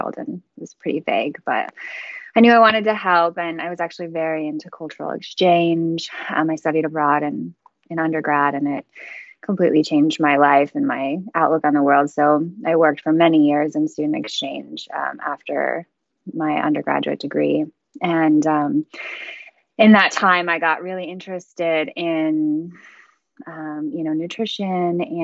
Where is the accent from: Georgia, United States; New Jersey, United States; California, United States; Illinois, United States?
Illinois, United States; Chicago; I'm from Chicago